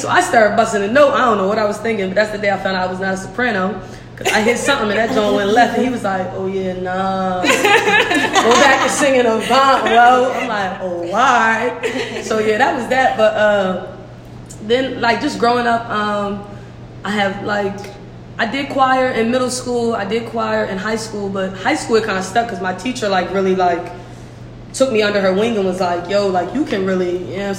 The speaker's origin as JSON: {"language": "English", "town": "Wilmington", "region": "Delaware", "country": "United States", "tie": "born or raised there", "said": "I grew up in Wilmington, Delaware, over north"}